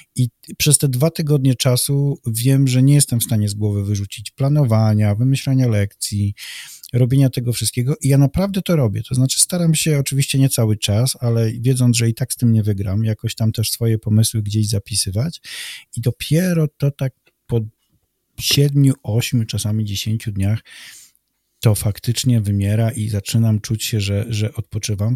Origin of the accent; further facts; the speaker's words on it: Malbork, Pomeranian Voivodeship, Poland; urodziłem się w Malborku